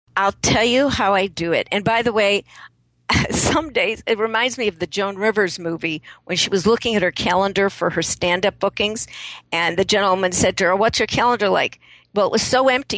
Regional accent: Chicago, Illinois, United States; moved away; also born or lived in San Francisco; I grew up in Chicago

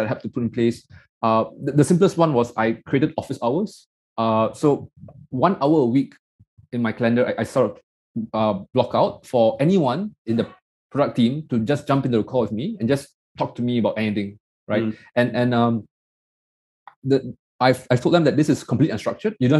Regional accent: Malaysia; I'm this nobody from Malaysia that came

